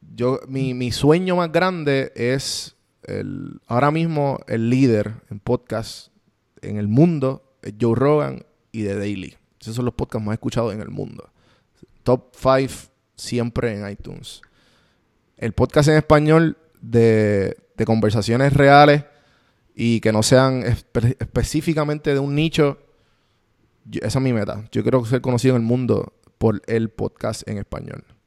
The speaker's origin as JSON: {"language": "Spanish", "country": "Puerto Rico", "first_language": "Spanish", "moved": "as an adult", "lives_now": "Atlanta, United States", "said": "yo soy puertorriqueño"}